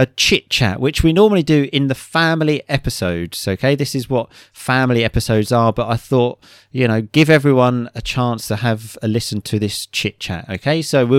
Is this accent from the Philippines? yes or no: no; England, United Kingdom; because I do find them a bit strange being an English man.